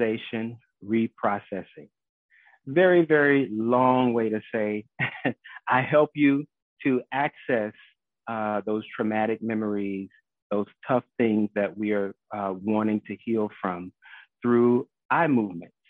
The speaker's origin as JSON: {"language": "English", "town": "Miami", "region": "Florida", "country": "United States", "tie": "born or raised there", "said": "I am a South Florida native, born and raised in Miami, but, you know, currently serving the Broward County area"}